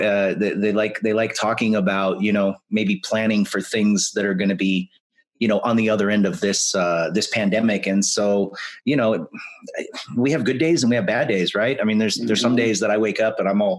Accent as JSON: {"language": "English", "town": "Spokane", "region": "Washington", "country": "United States", "tie": "born or raised there", "said": "graduated from high school in Spokane"}